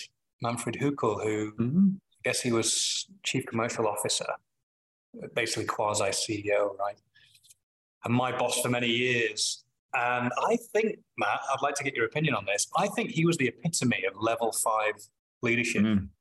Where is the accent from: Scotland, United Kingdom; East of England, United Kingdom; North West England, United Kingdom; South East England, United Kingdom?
North West England, United Kingdom; Manchester; accent: Manchester; When I'm home, my Manchester accent comes out.